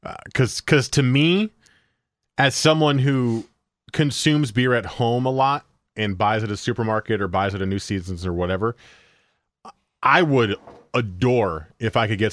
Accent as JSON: {"language": "English", "region": "East Coast", "country": "United States", "tie": "born or raised there", "said": "and this is because I grew up in the East Coast"}